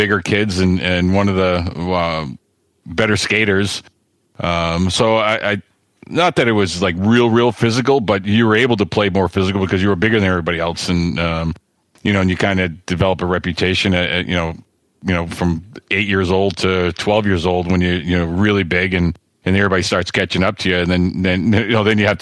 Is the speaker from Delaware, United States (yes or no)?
no; Framingham, Massachusetts, United States; moved away as an adult; also born or lived in Pittsburgh; I grew up, I was born in Framingham, which is about 25 minutes west of the city